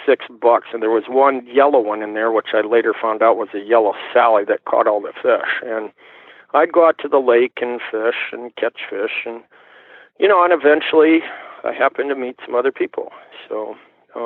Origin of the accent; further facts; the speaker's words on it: Iowa City, Iowa, United States; I grew up in Iowa City, Iowa